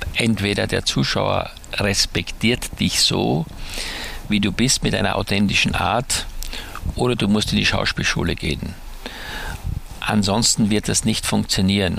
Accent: Styria, Austria; dass ich auf dem Bauernhof groß geworden bin in der Steiermark

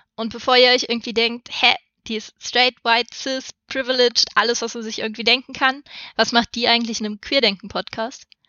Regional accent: Saxony-Anhalt, Germany; ich komme aus einer Großfamilie aus Sachsen-Anhalt mit sehr wenig Geld

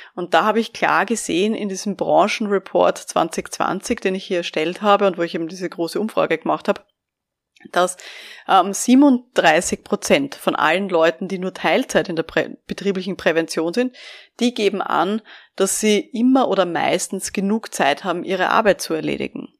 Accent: Vienna, Austria; ich bin ja aus Wien

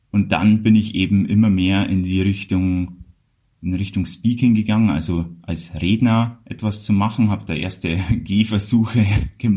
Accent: Bavaria, Germany; dann ist auch äh, von meinem Outfit schon klar, wo ich herkomme, nämlich aus Bayern und dann ist es sprachlich auch nicht mehr so wichtig. Also ich tue mein Bestes, was das Hochdeutsche angeht.

